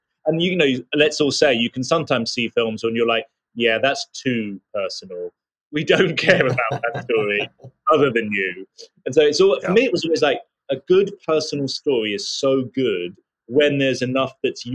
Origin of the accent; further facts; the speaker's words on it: United Kingdom; I was just a regular suburban kid living outside of London.